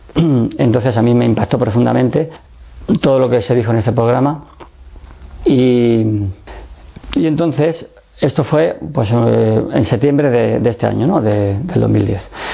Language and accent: Spanish; Madrid, Community of Madrid, Spain; also born or lived in Seville / Écija; nací en Sevilla y estuve viviendo hasta los 7 años en, en Écija, un pueblo de Sevilla, muy conocido, eh, donde más calor hace en toda España. y allí estuve estudiando con los salesianos y luego ya mm, tuvimos que emigrar a Madrid